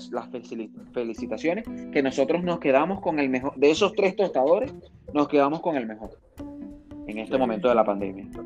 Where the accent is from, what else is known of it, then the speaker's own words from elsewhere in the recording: Zulia, Venezuela; now in Santiago, Chile; la verdad es que cuando yo salí de Venezuela